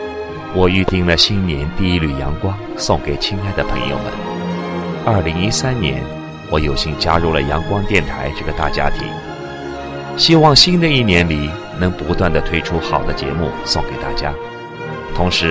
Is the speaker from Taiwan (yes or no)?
no; Jinjiang, Jiangsu, China; 我来自江苏省晋江市。